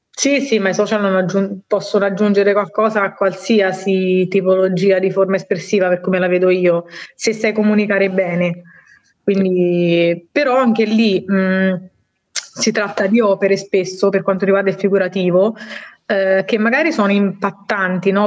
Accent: Marche, Italy; moved away as an adult; now in Bologna, Italy; sono marchigiana

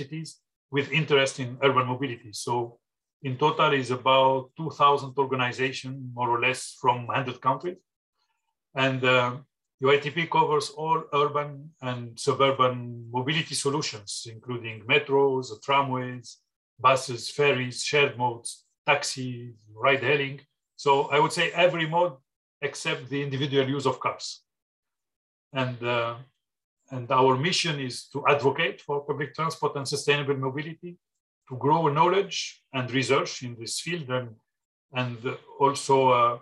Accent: Tunisia; moved away as an adult; also born or lived in Paris, France; I was born in Tunisia 58 years ago, grew up there, graduated in industrial engineering. Then I moved to Paris

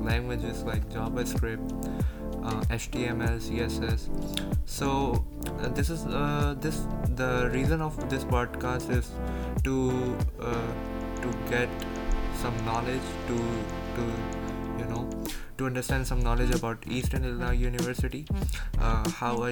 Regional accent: Pakistan; moved away as an adult; now in Charleston, United States; So I'm from Pakistan.

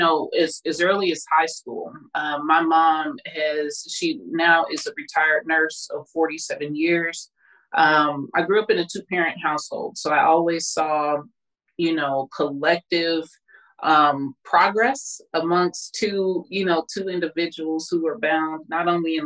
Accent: Kansas City, Kansas, United States; I'm originally from Kansas City, Kansas

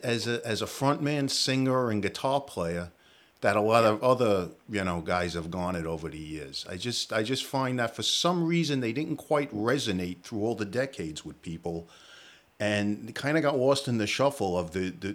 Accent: New York, United States; I grew up in New York

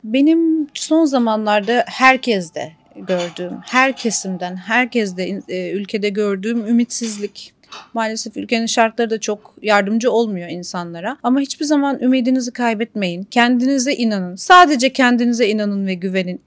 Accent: İzmir, Turkey; moved away as an adult; now in Kuwait; ben İzmirliyim

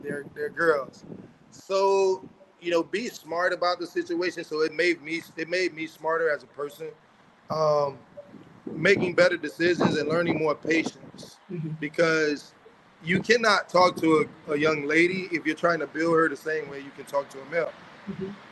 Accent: Miami, Florida, United States; Growing up in Miami and Dade County

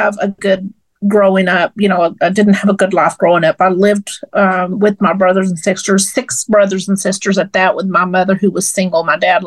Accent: Fort Worth, Texas, United States; also born or lived in Midland, Texas; I'm a West Texas girl. But I grew up here in Fort Worth, and this is my hometown.

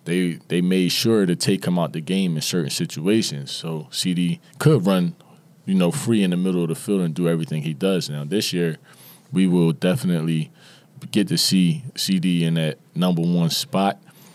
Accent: Philadelphia, Pennsylvania, United States; I'm from Philly.

